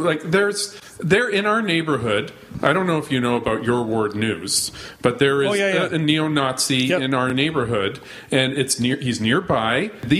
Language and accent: English; Alberta, Canada; now in Toronto, Canada; I grew up in Alberta